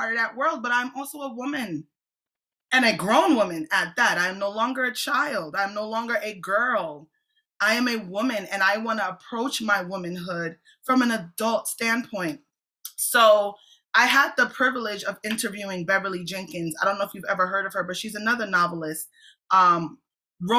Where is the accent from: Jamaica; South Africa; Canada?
Jamaica; I'm a Jamaican apostolic